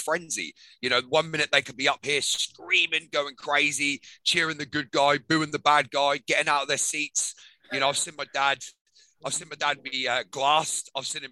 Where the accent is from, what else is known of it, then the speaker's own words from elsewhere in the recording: Norwich, East of England, United Kingdom; I grew up in Norwich, England.